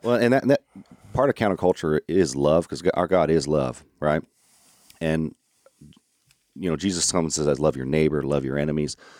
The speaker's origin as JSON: {"language": "English", "town": "Orlando", "region": "Florida", "country": "United States", "also_born_or_lived": "Arkansas", "said": "I'm from Florida, but I'm not from your, your Panhandle, Florida"}